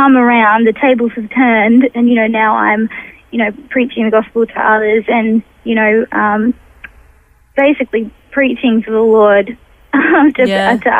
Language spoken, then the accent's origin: English; Newcastle, New South Wales, Australia; also born or lived in Sydney, Australia; I was born in Sydney, in Paddington, where my father still lives. And just young parents, my mother was 21, my dad was 26, and grew up as a baby in Randwick in Sydney. When I was younger, we moved to Newcastle in New South Wales, and I went to just an average primary school and went on to a Christian high school, Belmont Christian College